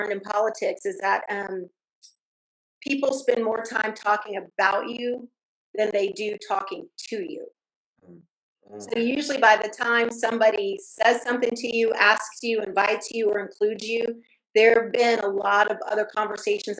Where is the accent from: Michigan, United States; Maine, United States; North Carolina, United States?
North Carolina, United States; Fayetteville; also born or lived in Germany / Texas; I'm from Fayetteville, North Carolina. I mean, I grew up in a you know, black neighborhood